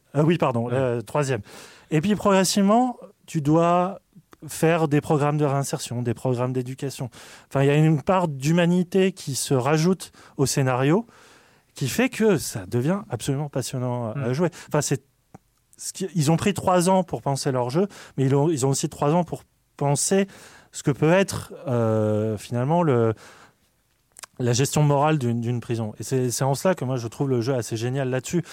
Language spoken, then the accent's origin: French; France; on est français